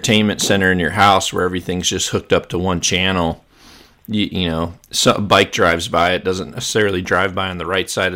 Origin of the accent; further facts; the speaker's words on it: Mississippi Delta, United States; I grew up in the Mississippi Delta